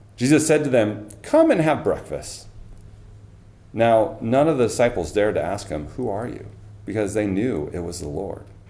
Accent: Snohomish, Washington, United States; moved away as an adult; also born or lived in California; I grew up in Snohomish, just down the road on Highway 9.

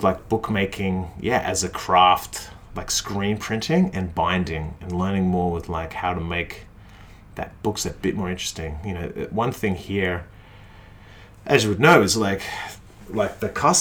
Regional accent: Australia; also born or lived in Melbourne; I'm Australian

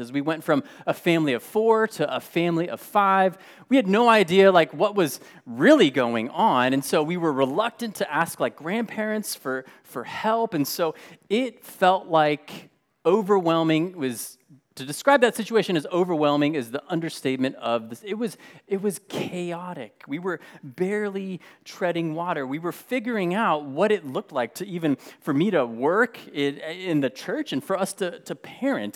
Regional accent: United States; being Mexican American, being born and raised here in the U S

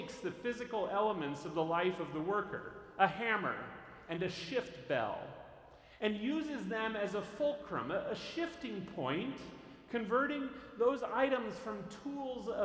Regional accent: Northern California, United States; I grew up in Northern California in earthquake country

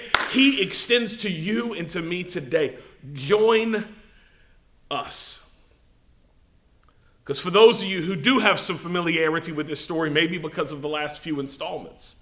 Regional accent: United States; us as Americans, us as English-speaking people

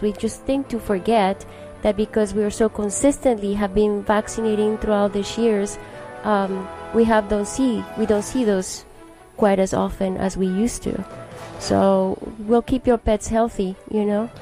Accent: Colombia; now in United States; I'm originally from Colombia and I've been here for the past 20 years of my life.

